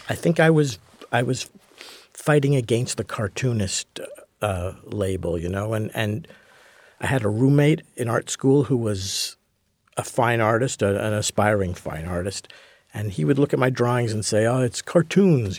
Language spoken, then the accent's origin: English; Montreal, Quebec, Canada; I grew up in Montreal, so I was a hockey fan